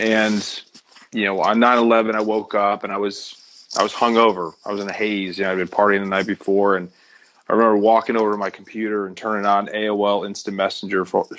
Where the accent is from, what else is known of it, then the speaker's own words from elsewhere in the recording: Connecticut, United States; I'm from Connecticut.